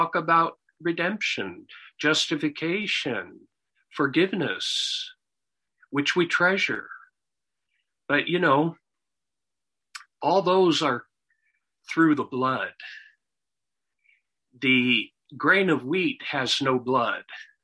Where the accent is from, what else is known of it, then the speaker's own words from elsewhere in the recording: United States; growing up in America, even though I was not a believer